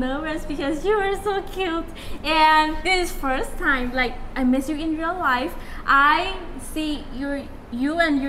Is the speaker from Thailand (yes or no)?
yes; Pattani, Thailand; English is a second language; moved away as an adult; also born or lived in Bangkok, Thailand; now in Pattaya, Thailand; I was born in Pattani